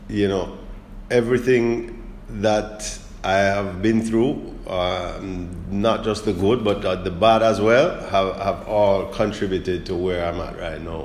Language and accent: English; South Florida, United States; born or raised there; moved away as an adult; also born or lived in Kingston, Jamaica; now in Jamaica